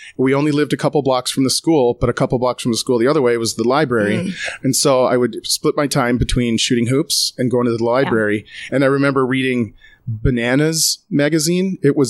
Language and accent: English; Iowa, United States; Small town. Yeah. I grew up in Iowa.